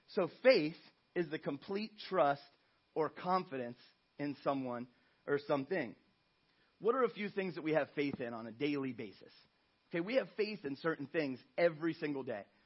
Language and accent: English; Ohio, United States; moved away as an adult; I'm from Ohio, from the Midwest.